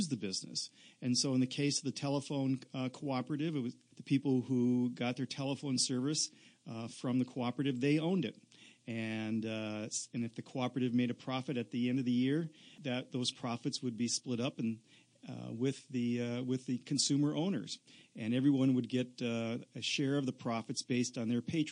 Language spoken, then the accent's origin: English; Wisconsin, United States; I'm from Wisconsin